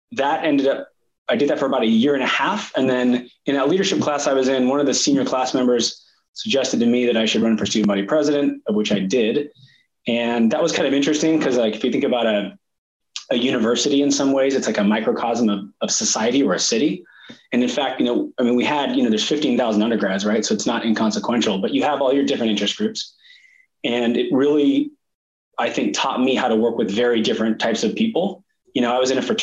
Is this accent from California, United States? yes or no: yes; Sacramento, California, United States; I was born and raised in Sacramento, California